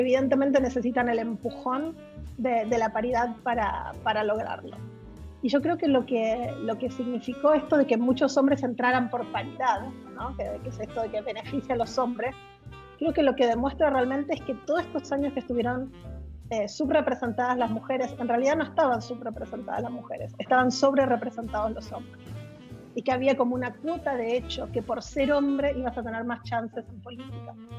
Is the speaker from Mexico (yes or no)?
no; Argentina; moved away as an adult; also born or lived in United States; now in Chile; yo soy argentina de origen